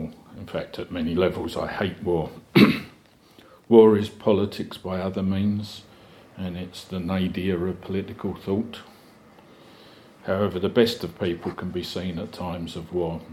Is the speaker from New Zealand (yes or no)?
no; England, United Kingdom; as an Englishman